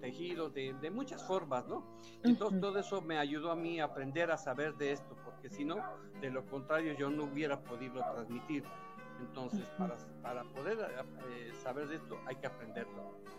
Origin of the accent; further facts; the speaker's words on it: Oaxaca, Mexico; also born or lived in Puebla; Claro, tengo toda mi vida aquí en Oaxaca